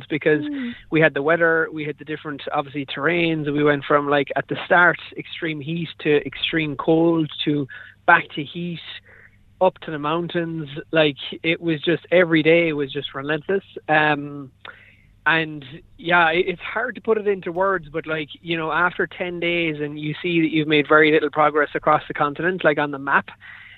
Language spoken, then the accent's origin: English; Dingle, Munster, Ireland; my hometown of Dingle